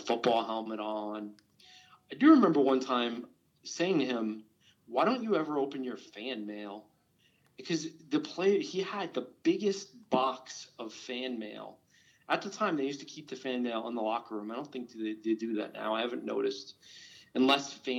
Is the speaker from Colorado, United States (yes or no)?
no; New York, United States; I grew up in New York